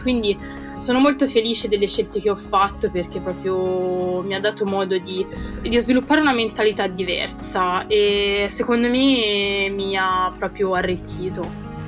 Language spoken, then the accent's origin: Italian; Italy; moved away as an adult; now in United Kingdom; I miei amici italiani che vivono insomma tuttora nel paese dove sono cresciuta